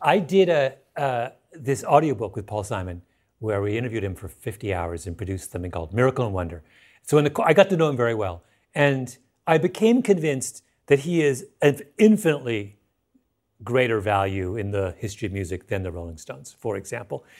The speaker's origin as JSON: {"language": "English", "country": "Canada", "moved": "yes", "lives_now": "United States", "said": "I'm not an American, I'm a Canadian"}